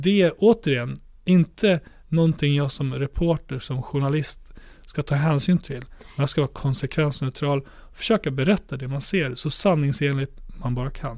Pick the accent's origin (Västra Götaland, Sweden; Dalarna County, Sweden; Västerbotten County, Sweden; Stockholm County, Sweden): Dalarna County, Sweden; Borlänge; min hemstad Borlänge